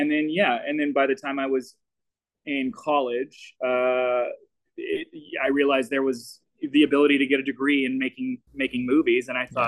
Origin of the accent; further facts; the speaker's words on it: Little Rock, Arkansas, United States; moved away; growing up in Little Rock.